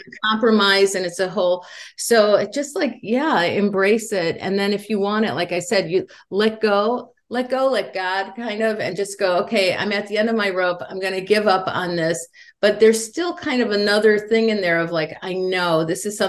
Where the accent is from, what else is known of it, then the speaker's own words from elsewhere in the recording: Indiana, United States; moved away as an adult; now in Los Angeles, United States; And I grew up in Indiana in the Midwest.